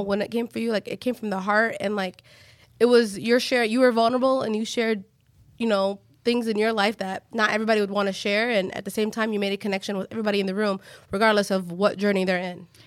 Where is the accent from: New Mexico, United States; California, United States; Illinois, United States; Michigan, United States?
Michigan, United States; Hamtramck; we grew up in Hamtramck where it wasn't, back in the day, there wasn't that much Yemenis